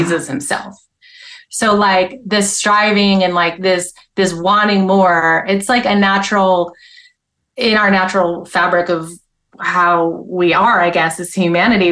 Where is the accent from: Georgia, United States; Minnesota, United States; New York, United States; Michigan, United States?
New York, United States; upstate; I grew up in upstate New York.